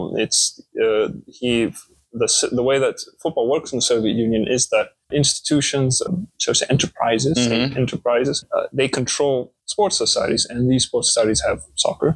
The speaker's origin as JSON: {"language": "English", "town": "Marseille", "region": "Provence-Alpes-Côte d'Azur", "country": "France", "also_born_or_lived": "Russia", "moved": "yes", "said": "I'm from Marseille, France, born to a Dutch-German mother and a Mexican father"}